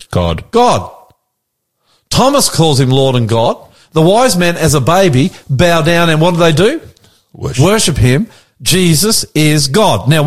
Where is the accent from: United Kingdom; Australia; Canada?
Australia; We're Australian. Aussies. We're Australian. That's it. We're born in Australia. We live in Australia.